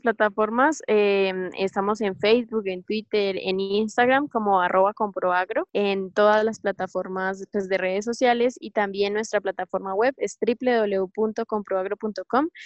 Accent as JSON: {"language": "Spanish", "region": "Boyacá", "country": "Colombia", "said": "soy boyacense, vivo en Toca, Boyacá"}